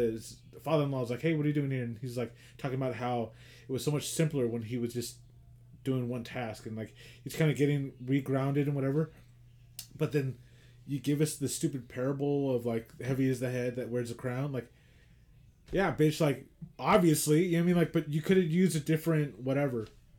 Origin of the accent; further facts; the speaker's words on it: Queens, New York, United States; you're from Queens, I'm from Queens